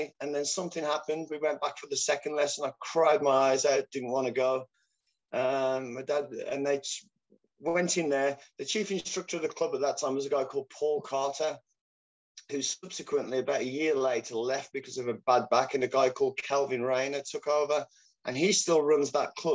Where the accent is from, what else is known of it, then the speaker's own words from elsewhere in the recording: Wolverhampton, West Midlands, United Kingdom; We had UKF world champions from my hometown, Jerome Atkinson, Mike Salesman, fantastic competitors